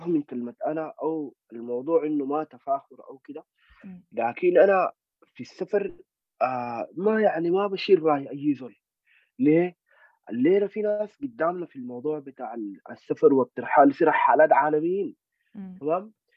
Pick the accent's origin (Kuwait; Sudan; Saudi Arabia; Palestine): Sudan; نحن سودانيين